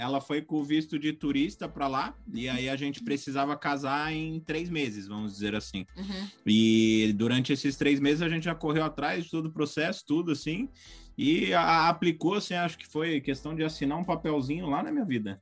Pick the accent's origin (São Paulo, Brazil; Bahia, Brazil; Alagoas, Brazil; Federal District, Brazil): São Paulo, Brazil; moved away as an adult; also born or lived in Australia; now in Missouri, United States; eu saí de São Paulo, cidade grande, capital mesmo